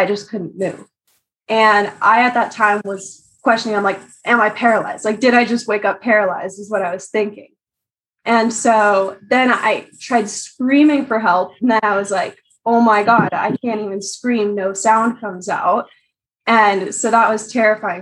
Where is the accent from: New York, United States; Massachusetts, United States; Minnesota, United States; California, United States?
California, United States; I'm from California.